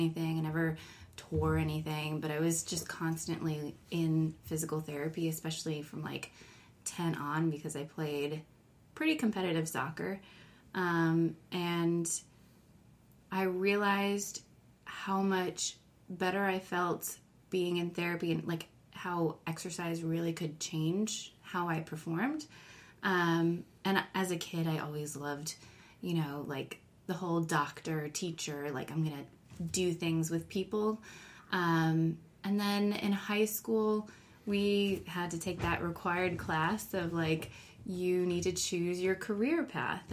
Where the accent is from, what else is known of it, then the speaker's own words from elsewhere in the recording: Agawam, Massachusetts, United States; moved away as an adult; also born or lived in Washington, D.C.; I spent from the age of 5 until I graduated in Agawam, Massachusetts